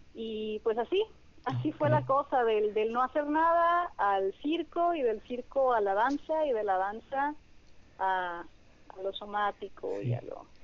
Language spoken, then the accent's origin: Spanish; Hermosillo, Sonora, Mexico; also born or lived in Culiacán, Sinaloa / Ciudad Obregón, Sonora; yo me fui a Obregón a los cinco años y a Hermosillo a los 10. Entonces realmente como mi, mi vida y mi maduración y todo ha sido como de Hermosillo